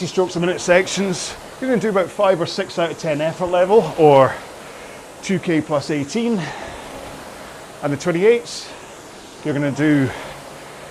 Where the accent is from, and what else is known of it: Scotland, United Kingdom; accent: Scottish